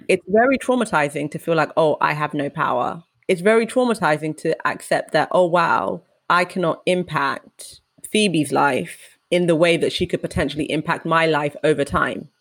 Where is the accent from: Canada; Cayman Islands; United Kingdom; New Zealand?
United Kingdom; a Ugandan first generation British black woman